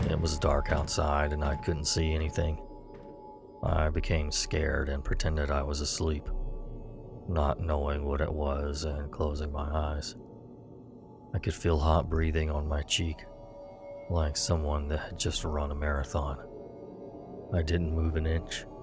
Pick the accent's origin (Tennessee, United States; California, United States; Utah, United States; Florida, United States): California, United States; Los Angeles; moved away; also born or lived in New York; When I was little, we used to live in Los Angeles, California. I was born in New York, but at the age of around five, we moved to California.